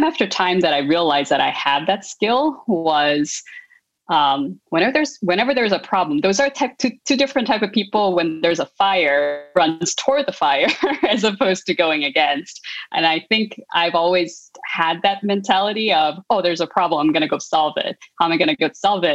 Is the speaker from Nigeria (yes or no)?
no; South Korea; moved away; I grew up in South Korea